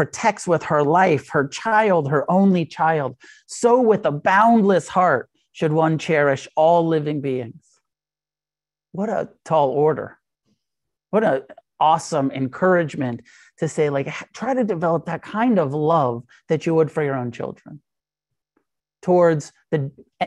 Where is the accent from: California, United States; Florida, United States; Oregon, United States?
California, United States; Santa Cruz; moved away; I grew up in Santa Cruz and go back to Santa Cruz around the holidays